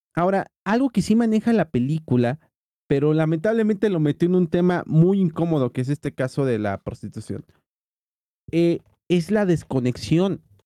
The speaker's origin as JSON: {"language": "Spanish", "country": "Mexico", "said": "somos pinches mexicanos"}